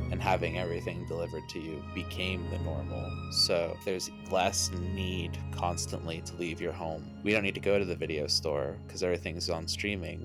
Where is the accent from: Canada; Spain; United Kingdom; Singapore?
Canada; Nova Scotia; I come from Nova Scotia